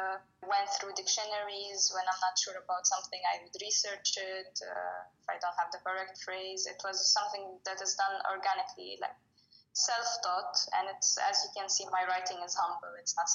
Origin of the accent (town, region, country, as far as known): Lebanon